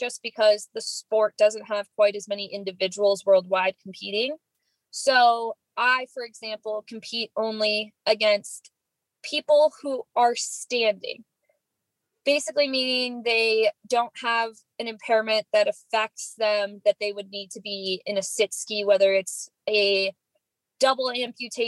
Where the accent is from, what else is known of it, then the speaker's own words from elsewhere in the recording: Boise, Idaho, United States; moved away as an adult; also born or lived in Indianapolis, Indiana; I grew up in Boise, Idaho